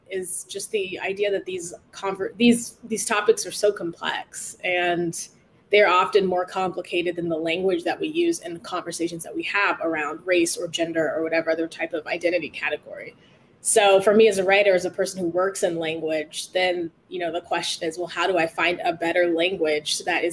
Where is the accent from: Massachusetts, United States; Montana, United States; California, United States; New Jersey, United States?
California, United States; Oceanside; I grew up in Oceanside